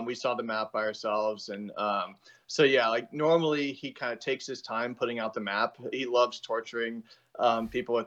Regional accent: Florida, United States; moved away as an adult; now in Colorado, United States; I'm from Florida originally

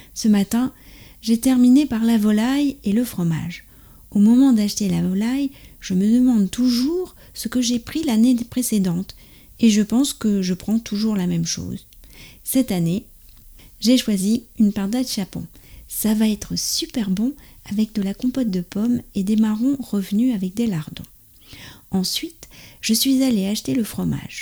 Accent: France; also born or lived in near Paris; je suis française, j'habite près de Paris

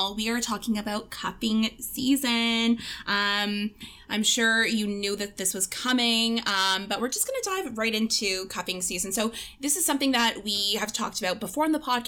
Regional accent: Canada; I was back home this past weekend, which was Thanksgiving here in Canada, and I saw so many girls crying at the fall fair in my hometown

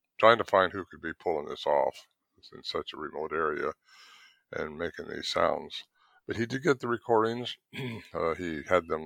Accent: Northern California, United States; also born or lived in Merced, California; So I grew up in Northern California, and moved down to a place called Merced in the San Joaquin Valley

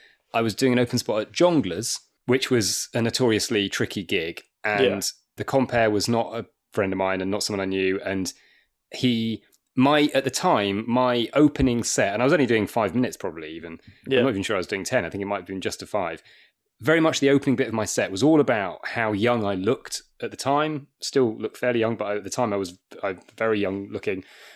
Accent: Wakefield, Yorkshire and the Humber, United Kingdom; And I'm actually from Wakefield, so not that far from Sheffield. Okay. Although I don't sound like it, but I am.

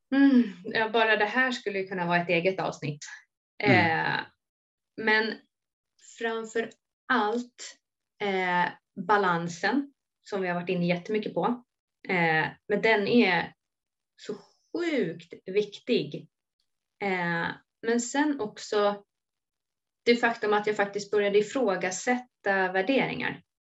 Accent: Sorunda, Stockholm County, Sweden; also born or lived in Solna; flyttade ner till Sorunda då, där jag också är uppväxt

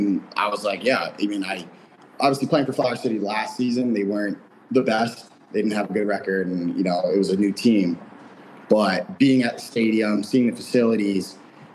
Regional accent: New York, United States; also born or lived in Michigan; now in Rochester, United States; I'm a New Yorker. So it's only 5-hour drive. So I can always go home if I wanted to see family

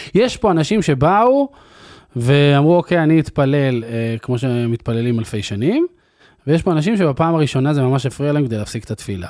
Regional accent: Afula, Northern District, Israel; אני גדלתי בעפולה של שנות ה-90

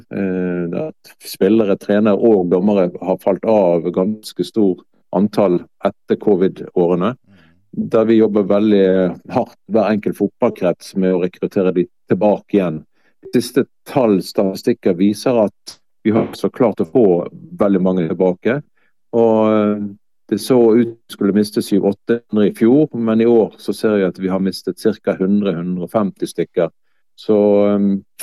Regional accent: Bergen, Vestland, Norway; also born or lived in Lindås / Håkonsvern; jeg har vokst opp i Sandviken, faktisk, av alle plasser. Og ungdomstida så flytter vi til Matoppellen og Håkonsvern

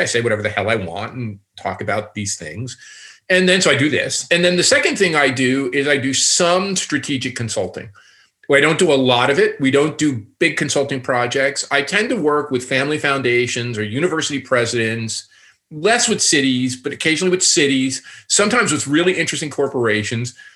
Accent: Newark, New Jersey, United States; now in Toronto, Canada; I'm a kid from Newark, and um, if you guys know Newark, it's a city outside of New York City that's been very depressed

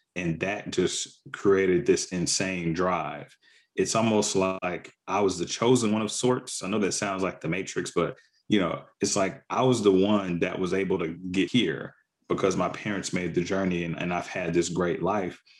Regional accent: the South, United States; also born or lived in Mississippi / Arkansas; I grew up in the South in Mississippi and Arkansas, predominantly Black communities

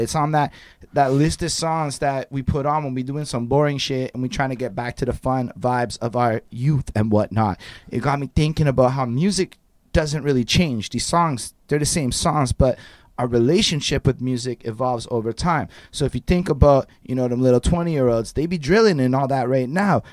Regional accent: Côte Saint-Luc, Quebec, Canada; growing up in Costa Luc, I was like, you know, five, being in the apartment

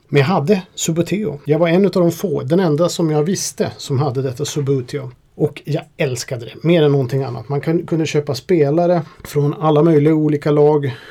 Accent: Sweden; vårt Stiga hockeyspel som vi hade här i Sverige

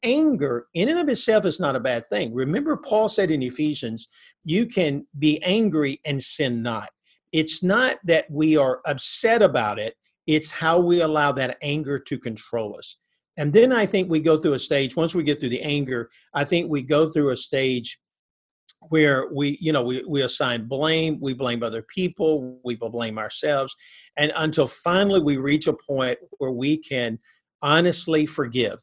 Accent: North Alabama, United States; I grew up in North Alabama.

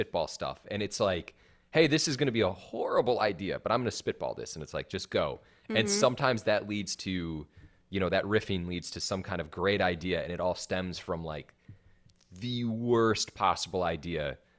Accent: Wisconsin, United States; And the reason I feel this way is because I'm from Wisconsin. And I know what it's like growing up in a small town.

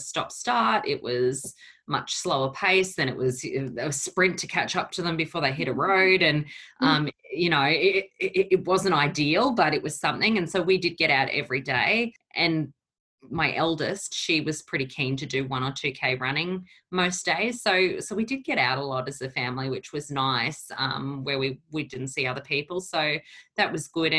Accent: Brisbane, Queensland, Australia; also born or lived in Portugal; I came to Australia when I was 3 years old, and my family, obviously, we came from Portugal

